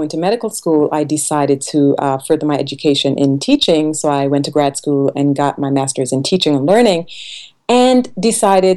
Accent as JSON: {"language": "English", "country": "Trinidad & Tobago", "tie": "born or raised there", "moved": "yes", "said": "I was born on the island of Trinidad, I grew up in a really tiny village"}